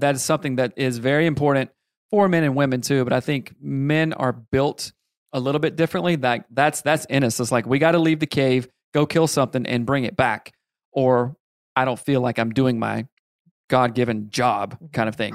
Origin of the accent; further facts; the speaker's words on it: South Carolina, United States; I grew up in South Carolina